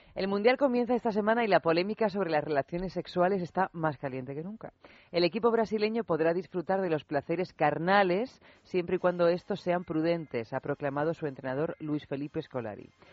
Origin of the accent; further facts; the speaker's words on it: Albacete, Castilla-La Mancha, Spain; somos de Albacete